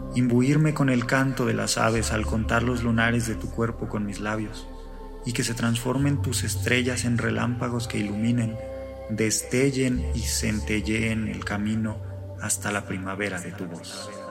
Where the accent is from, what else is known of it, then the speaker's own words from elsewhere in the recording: Morelia, Michoacán, Mexico; soy de Morelia, Michoacán, vivo en Morelia, Michoacán.